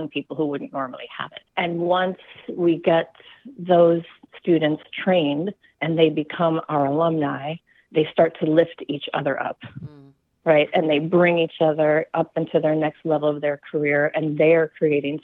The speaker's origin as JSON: {"language": "English", "town": "Minneapolis", "region": "Minnesota", "country": "United States", "tie": "born or raised there", "also_born_or_lived": "New York City", "moved": "as an adult", "said": "I grew up in Minneapolis"}